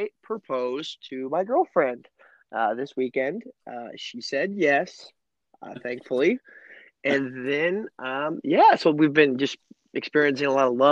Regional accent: Illinois, United States; in my home state in Illinois

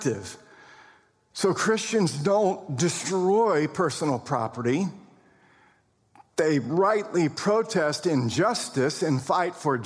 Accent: United States; We're American citizens

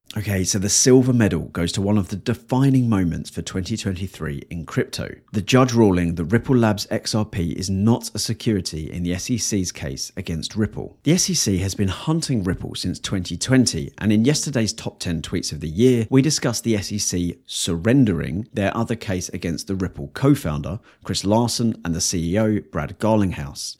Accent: England, United Kingdom; I am painfully English.

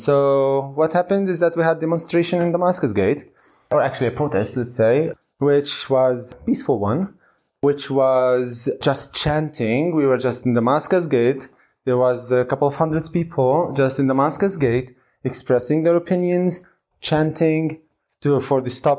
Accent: Jerusalem, Palestine; English is a second language; I am from Jerusalem. I'm a vet. And I come from one of the most complicated cities in the world.

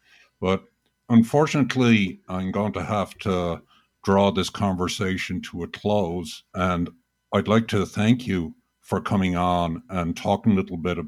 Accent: United States; As a American citizen

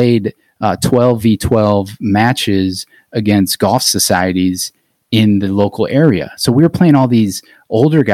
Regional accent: Akron, Ohio, United States; I grew up in Akron

